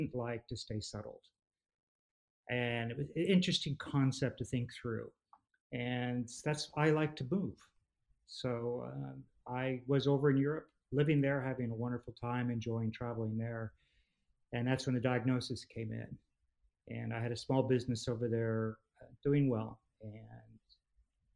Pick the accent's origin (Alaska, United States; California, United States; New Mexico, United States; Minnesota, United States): California, United States; Southern; moved away as an adult; also born or lived in United Kingdom; now in Texas, United States; I grew up in California, Southern California. So I'm an old school SoCal boy